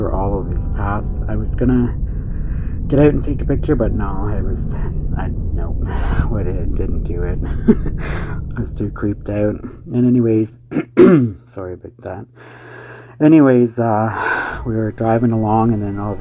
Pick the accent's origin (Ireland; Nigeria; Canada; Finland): Canada; Ontario; I'm from Ontario, Canada